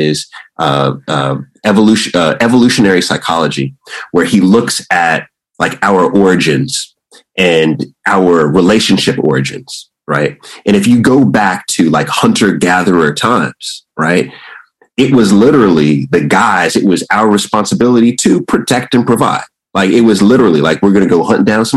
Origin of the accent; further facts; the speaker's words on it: Jamaica; also born or lived in Washington, D.C. / Istanbul; I'm Jamaican